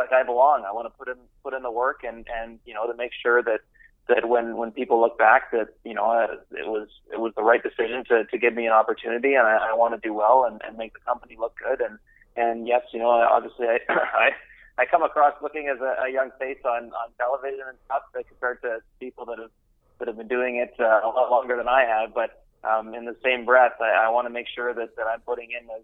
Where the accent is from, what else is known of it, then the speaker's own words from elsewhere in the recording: Vancouver Island, British Columbia, Canada; moved away as an adult; also born or lived in Calgary / Toronto / Ottawa; now in Montreal, Canada; I grew up out west on Vancouver Island